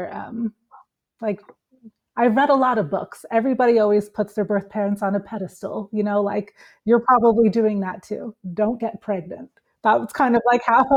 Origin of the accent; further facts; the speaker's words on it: East Coast of the United States, United States; now in Switzerland; here in Switzerland, where I live, even though I'm from the East Coast of the States